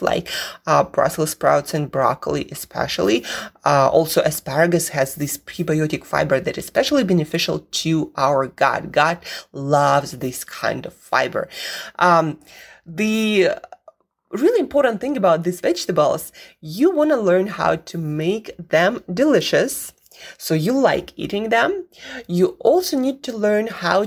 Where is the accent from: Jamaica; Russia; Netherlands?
Russia; Siberia; moved away; I grew up in Siberia where I did not see any of those vegetables